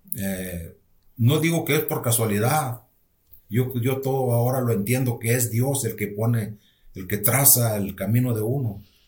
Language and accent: Spanish; Galeana, Nuevo León, Mexico; also born or lived in Monterrey; somos de un rancho, de, pertenece a Galeana, Nuevo León. Es uno de los ejidos que pertenece a Galeana, Nuevo León. Eh, prácticamente yo estuve allá hasta los 13 años. Y en los 13 años nos venimos para acá, para Monterrey